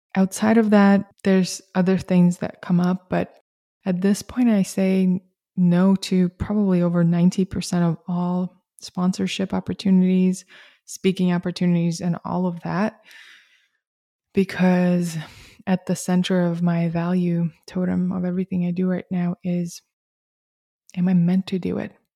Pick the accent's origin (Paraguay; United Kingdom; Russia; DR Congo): Russia; moved away; I grew up in Soviet Russia